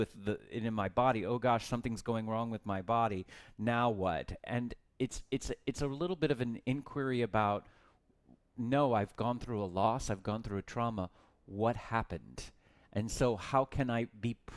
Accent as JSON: {"language": "English", "region": "Texas", "country": "United States", "tie": "born or raised there", "said": "I grew up in Texas"}